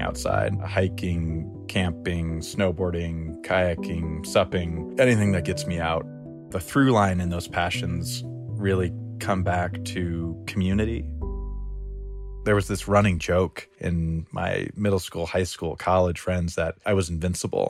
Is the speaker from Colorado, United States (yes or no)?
yes; Crestone, Colorado, United States; now in Denver, United States; I grew up in Crestone, Colorado